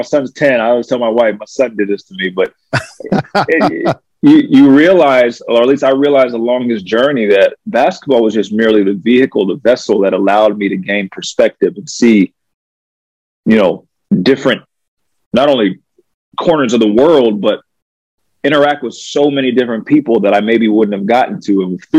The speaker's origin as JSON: {"language": "English", "town": "Alexandria", "region": "Virginia", "country": "United States", "tie": "born there", "also_born_or_lived": "Maryland / Pennsylvania / New York", "said": "I was born in Alexandria, Virginia. My dad had just gotten a job with Kraft Foods, which is now Kraft Heinz. So we moved like every 3 years."}